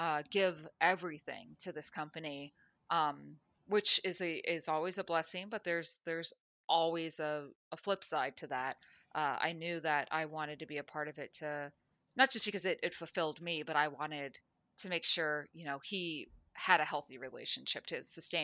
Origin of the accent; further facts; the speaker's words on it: Florida, United States; also born or lived in Minnesota; now in Los Angeles, United States; I was born in Minnesota, grew up in South Florida, went to college and worked in Central Florida, moved to Mobile, Alabama for a news station, moved back to Orlando